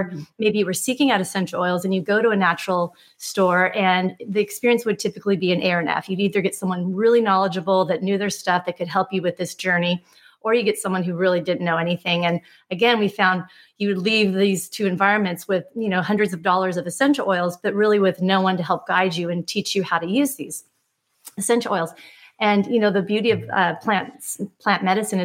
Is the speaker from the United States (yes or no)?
yes; Laguna Beach, California, United States; growing up in Laguna Beach, I definitely had exposure to a lot of those experiences as a young child